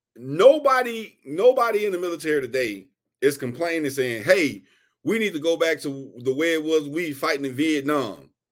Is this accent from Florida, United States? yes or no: no; Houston, Texas, United States; I'm from Houston, Texas